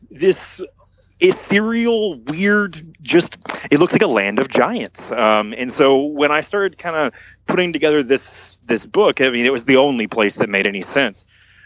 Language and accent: English; Garland, Texas, United States; I'm from a little town outside of Dallas called Garland